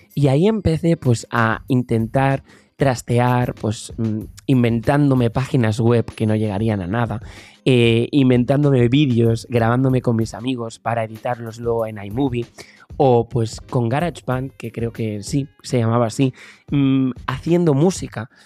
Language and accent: Spanish; Tarragona, Catalonia, Spain; empecé a buscar por mi provincia, que yo soy de Tarragona